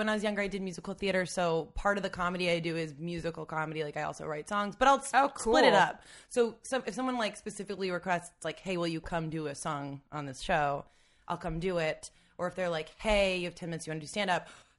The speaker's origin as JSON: {"language": "English", "region": "New Jersey", "country": "United States"}